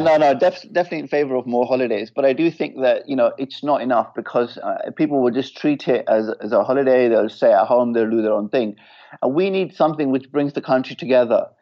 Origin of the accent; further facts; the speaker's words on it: England, United Kingdom; England is my home